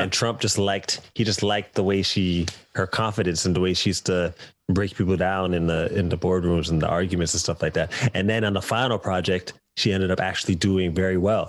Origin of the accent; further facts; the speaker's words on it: Canada; moved away as an adult; now in United Kingdom; I'm Canadian